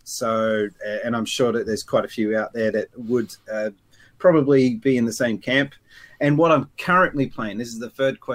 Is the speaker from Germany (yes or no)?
no; Sydney, New South Wales, Australia; I'm from Sydney, Australia